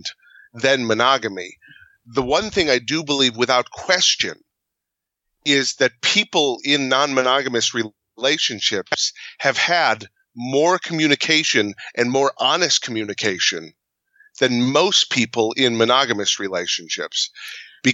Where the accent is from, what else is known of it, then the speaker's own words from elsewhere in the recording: Midwest, United States; we're from the Midwest